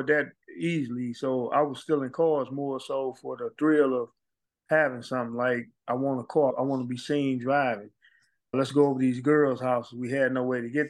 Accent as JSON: {"language": "English", "town": "St. Louis", "region": "Missouri", "country": "United States", "tie": "born or raised there", "said": "I grew up in extreme poverty. We moved a lot. I'm from Walnut Park area of St. Louis"}